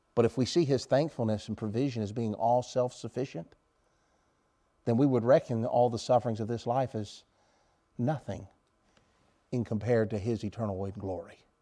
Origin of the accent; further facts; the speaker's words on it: United States; I'm an American.